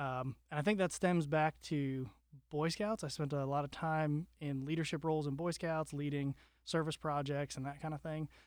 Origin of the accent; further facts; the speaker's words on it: Wellington, Florida, United States; I grew up in South Florida in a town called Wellington